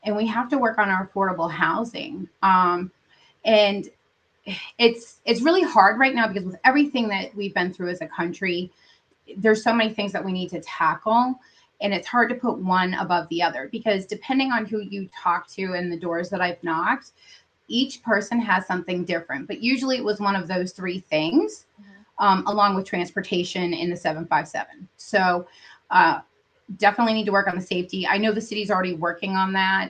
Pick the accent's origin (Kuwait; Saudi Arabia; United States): United States; New Hampshire; now in Virginia Beach, United States; I'm from New Hampshire